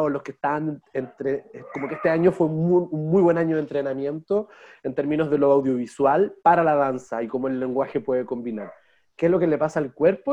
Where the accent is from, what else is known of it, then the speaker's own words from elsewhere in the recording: Santiago, Santiago Metropolitan Region, Chile; moved away as an adult; now in Valdivia, Chile; porque yo soy santiaguino, de origen. Hoy día, me trato de llamar valdiviano